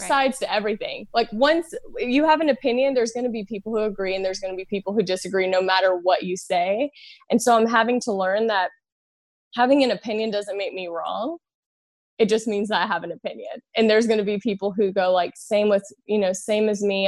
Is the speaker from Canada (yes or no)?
no; Louisiana, United States; I'm from Louisiana, I'm from the South